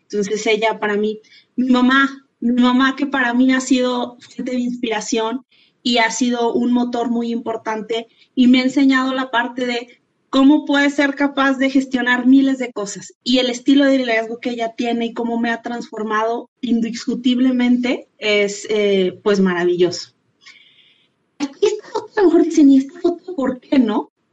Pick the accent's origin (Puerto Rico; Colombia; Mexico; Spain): Mexico; nosotros eh, como mexicanas